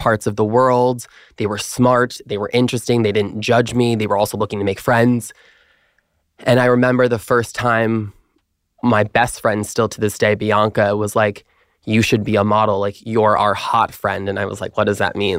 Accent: Long Island, New York, United States; I'm originally from Long Island, New York

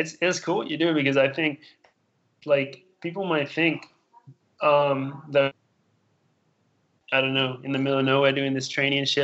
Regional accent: Australia; now in United States; I'm from Australia, so I'm like, everything's far from there

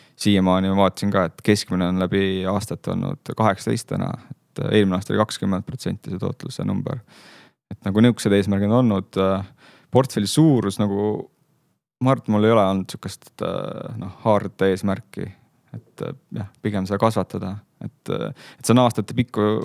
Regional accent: Saare County, Estonia; ma olen pärit Saaremaalt

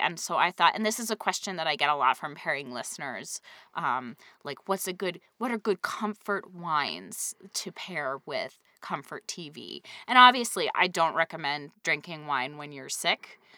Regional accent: New England, United States; growing up in New England

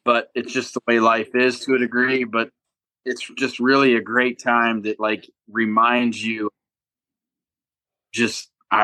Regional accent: Ohio, United States; I was born and raised in Ohio with my whole life

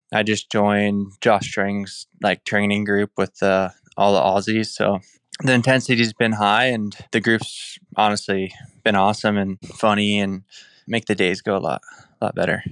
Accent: Indiana, United States; moved away; from Indiana

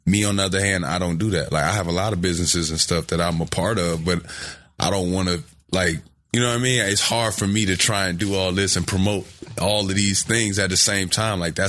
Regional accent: Chicago, Illinois, United States; also born or lived in Atlanta; growing up in Chicago

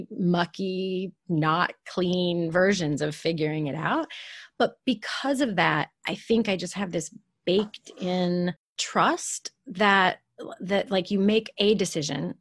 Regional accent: West Virginia, United States; moved away as an adult; I grew up in West Virginia.

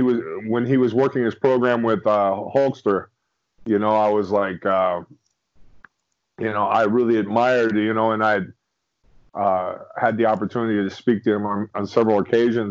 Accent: Miami, Florida, United States; now in St. Petersburg, United States; huge wrestling fan growing up in Miami, Florida

